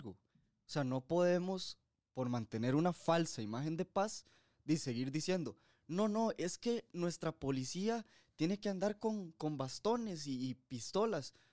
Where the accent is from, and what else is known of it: Costa Rica